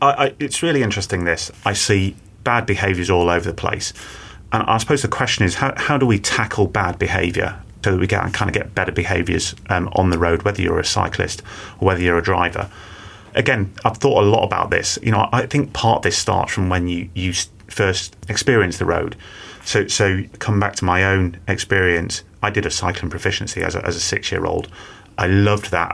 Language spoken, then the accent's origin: English; Manchester, North West England, United Kingdom; I grew up in Manchester, and my parents encouraged me and my two brothers to cycle